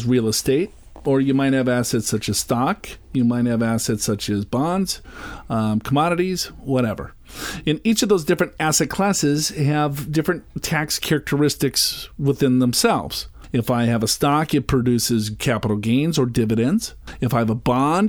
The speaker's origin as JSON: {"language": "English", "region": "Minnesota", "country": "United States", "said": "I'm from Minnesota"}